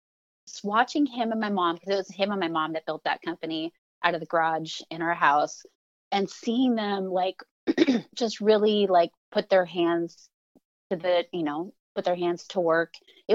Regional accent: California, United States; And that just had a profound effect on me growing up in the San Fernando Valley as like a little one, because everything was concrete.

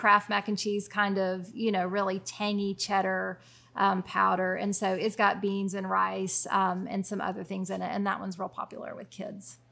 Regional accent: Chattanooga, Tennessee, United States; moved away as an adult; also born or lived in Richmond, Indiana / Vancouver, Canada / Cincinnati, Ohio; I grew up here

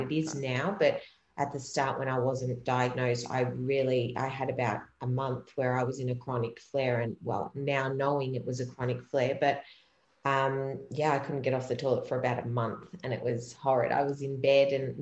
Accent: Melbourne, Victoria, Australia; I'm actually from Melbourne in Australia

